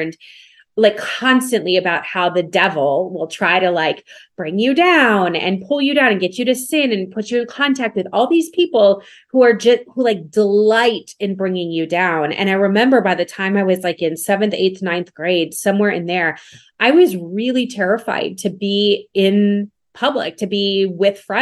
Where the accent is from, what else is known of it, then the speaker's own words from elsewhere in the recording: Minnesota, United States; I grew up in the North. I grew up in Minnesota